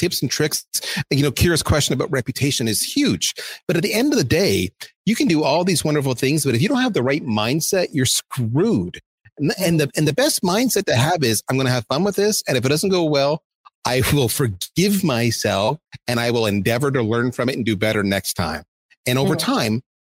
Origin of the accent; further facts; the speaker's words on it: Canada; I'm Canadian